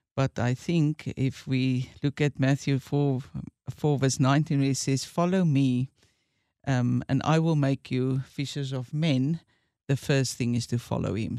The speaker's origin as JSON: {"language": "English", "town": "Witbank", "region": "Mpumalanga", "country": "South Africa", "tie": "born or raised there", "said": "went back to my hometown, and that's Witbank"}